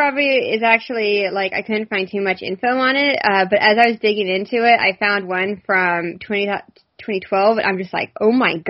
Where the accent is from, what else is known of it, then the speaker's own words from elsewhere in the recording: Houston, Texas, United States; we never grew up with, like, snow days or anything. I think it's snowed twice in Houston